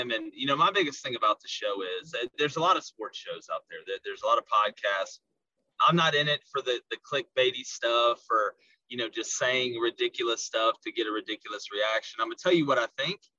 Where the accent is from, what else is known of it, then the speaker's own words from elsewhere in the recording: the South, United States; accent: Southern; You hear my accent, people think uh, I'm from Kansas or something or, or Ohio because I don't really have that hard of a Southern accent. But you know, born and raised there, uh, and, and just been around it my whole life.